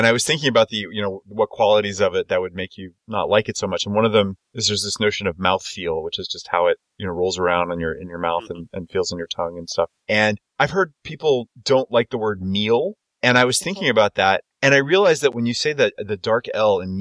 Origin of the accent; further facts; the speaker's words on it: Houston, Texas, United States; I'm from Houston